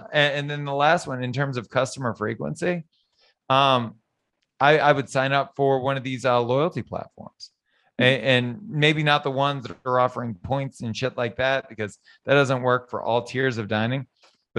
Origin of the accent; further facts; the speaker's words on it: Southern Louisiana, United States; I was born and raised in Southern Louisiana.